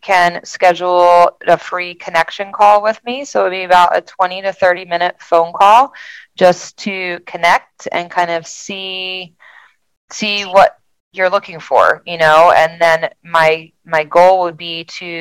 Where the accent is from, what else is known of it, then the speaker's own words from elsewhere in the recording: New Jersey, United States; moved away as an adult; now in Delaware, United States; I grew up in South Jersey outside of Philly, so I've always kind of been a city girl, but I've been here for, this will be my 21st year.